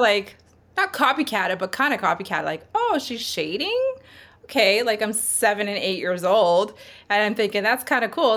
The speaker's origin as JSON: {"language": "English", "town": "Sherwood Park", "region": "Alberta", "country": "Canada", "tie": "born or raised there", "also_born_or_lived": "Edmonton", "said": "raised in Sherwood Park."}